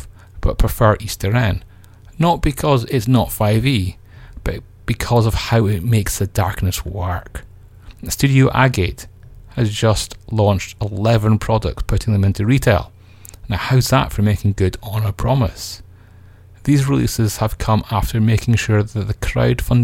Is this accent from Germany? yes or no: no; United Kingdom; I feel guilty now, not for being British